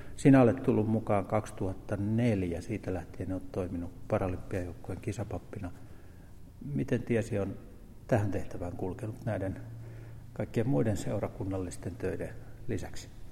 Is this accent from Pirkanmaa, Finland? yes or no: yes; Pirkkala, Pirkanmaa, Finland; olen täältä Pirkkalasta syntyisin